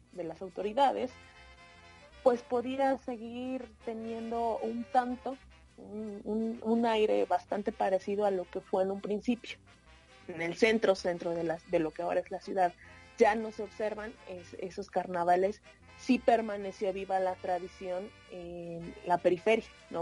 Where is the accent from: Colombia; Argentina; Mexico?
Mexico; Oaxaca; born or raised there; moved away